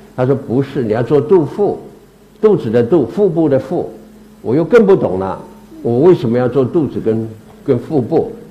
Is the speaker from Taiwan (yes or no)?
yes; Taiwan; also born or lived in Meizhou, Guangdong (ancestral); 我到台湾是第八代，第八代，我的开台，我来台的第一代这个祖先叫做梅申公